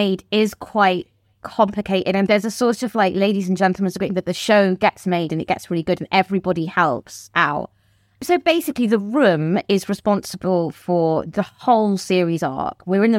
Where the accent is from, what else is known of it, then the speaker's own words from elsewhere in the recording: United Kingdom; Yeah, I'm British.